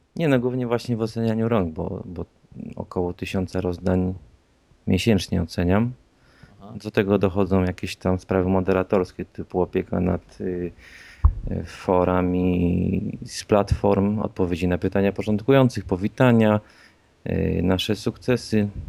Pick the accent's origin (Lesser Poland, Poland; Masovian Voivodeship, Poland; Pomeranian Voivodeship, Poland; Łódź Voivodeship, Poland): Łódź Voivodeship, Poland; Łódź; jestem z Łodzi.